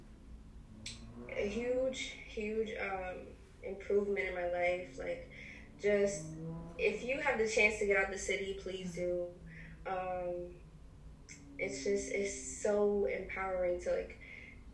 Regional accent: New York City, New York, United States; moved away as an adult; also born or lived in Washington Heights; now in Texas, United States; So I'm from Highbridge in the Bronx, but I was raised between Washington Heights and Highbridge

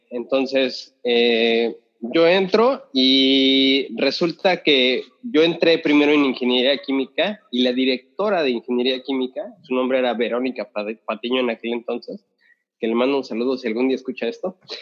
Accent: Mexico; moved away; yo de México

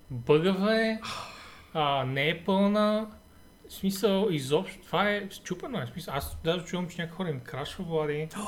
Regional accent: Shopluk, Bulgaria; И аз като шоп.

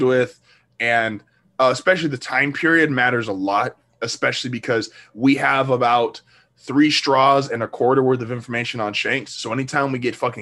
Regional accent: United States; me being an American

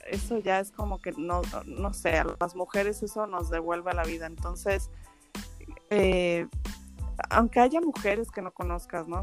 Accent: Mexico City, Mexico; moved away as an adult; also born or lived in Madrid, Spain; yo nací en Madrid y después me vine a vivir a, a la Ciudad de México, me fui a vivir a la Ciudad de México con mis papás a los 8 años y allí viví 17 años

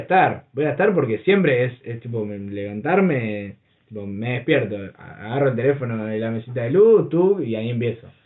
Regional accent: Berisso, Buenos Aires Province, Argentina; nosotros somos de acá, viste, somos de Berizo. Todos nos conocemos

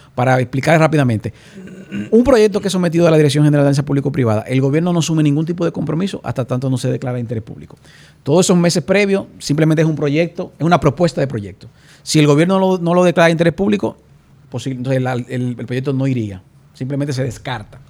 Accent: Puerto Plata, Dominican Republic; mi ciudad natal, que es Puerto Plata

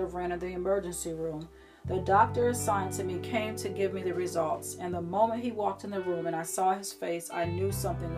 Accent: Syracuse, New York, United States; moved away as an adult; now in Florida, United States; I was born and raised in Syracuse, New York

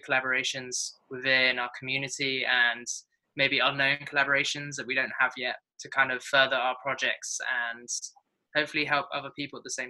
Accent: England, United Kingdom; also born or lived in New Zealand; now in Bali, Indonesia; I'm from England.

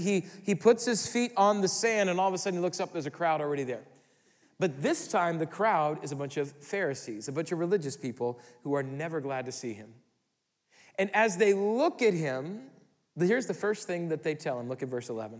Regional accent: Midwest, United States; we're from the Midwest

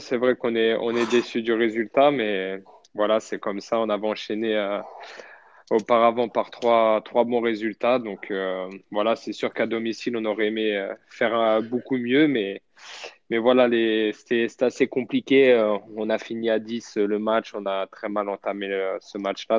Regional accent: Châteauroux, Centre-Val de Loire, France; moved away; je suis originaire de Châteauroux, donc je me sens bien dans la ville.

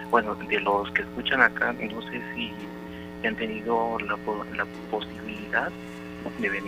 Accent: Orizaba, Veracruz, Mexico; now in Guadalajara, Mexico; soy originario de Orizaba, Veracruz, pero radico en la ciudad de Guadalajara

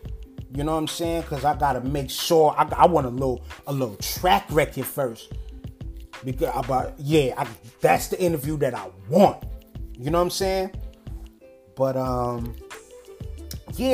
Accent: New Rochelle, New York, United States; I'm really from New Rochelle

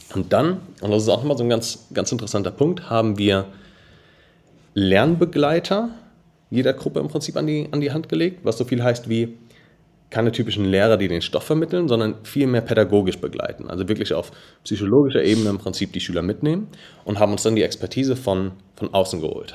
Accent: Darmstadt, Hesse, Germany; ich bin 24, gebürtiger Darmstädter, ähm, habe hier auch noch unser Office

